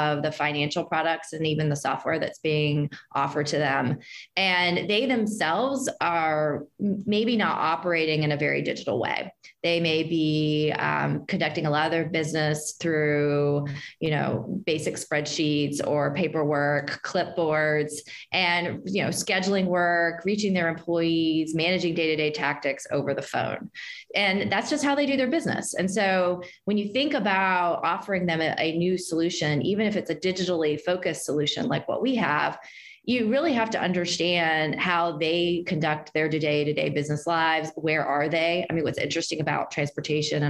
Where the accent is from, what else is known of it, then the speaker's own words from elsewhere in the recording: Martinsburg, West Virginia, United States; I grew up in Martinsburg, West Virginia